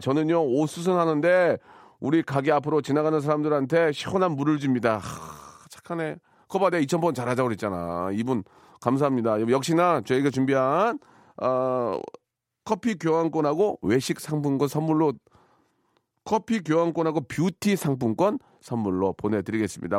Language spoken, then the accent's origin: Korean; Gunsan, North Jeolla, South Korea; 제 고향 군산